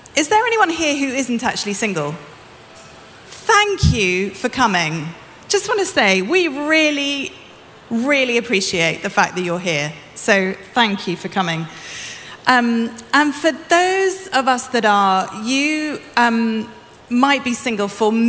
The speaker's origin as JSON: {"language": "English", "country": "United Kingdom", "said": "I'm British"}